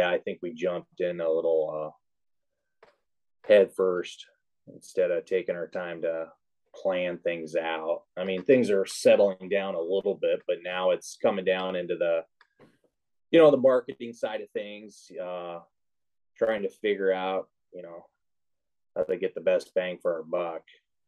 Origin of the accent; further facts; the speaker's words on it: Midwest, United States; also born or lived in Arizona; now in Snohomish County, Washington, United States; I grew up in the Midwest